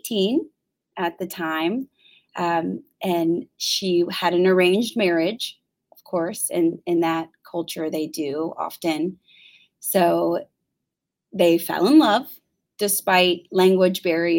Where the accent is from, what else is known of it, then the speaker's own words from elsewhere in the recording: Luray, Virginia, United States; also born or lived in Manassas Park, Virginia; My family moved here when I was 4. We moved from Manassas Park, so I don't really remember living there. My first memories are here in Luray